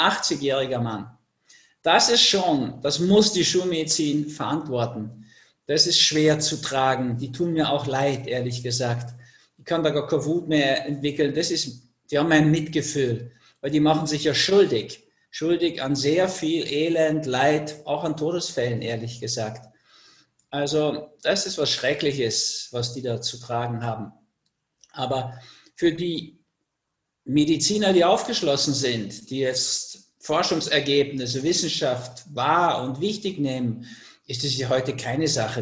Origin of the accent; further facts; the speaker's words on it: Austria; also born or lived in Switzerland; bei uns in Österreich